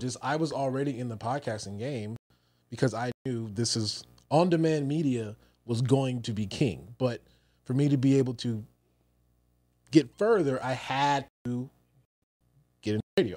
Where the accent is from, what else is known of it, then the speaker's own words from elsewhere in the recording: Newport News, Virginia, United States; moved away; I'm originally from Virginia, Newport News, Virginia